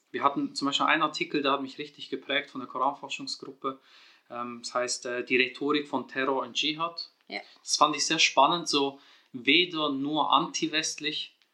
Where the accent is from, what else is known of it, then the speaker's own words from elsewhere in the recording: Switzerland; ich bin 87er Baujahr, in der Schweiz geboren und aufgewachsen.